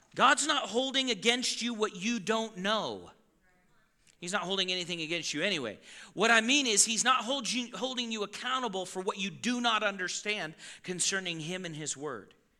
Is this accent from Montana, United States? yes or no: yes; Yellowstone Boys and Girls Ranch, Montana, United States; I was raised around the Yellowstone Boys and Girls Ranch, so I know how to slaughter a cow